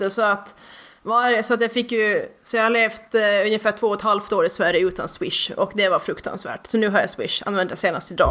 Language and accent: Swedish; Mariehamn, Åland, Finland; born there; Fast jag har åländsk hembygdsrätt och är född i Mariehamns sjukhus, och Ålands centralsjukhus